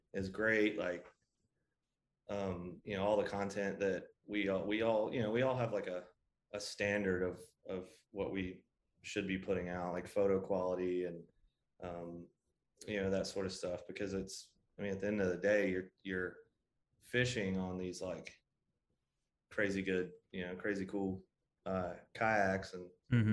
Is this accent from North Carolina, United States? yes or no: yes; Greensboro, North Carolina, United States; I was born and raised in the Carolinas. So Greensboro, North Carolina